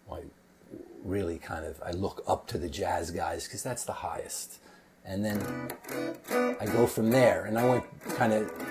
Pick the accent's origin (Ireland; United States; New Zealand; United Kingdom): United States; Saddle River, New Jersey; also born or lived in New York; But I was born in New York. I grew up in northern New Jersey. Um, Saddle River went to Ramsey High School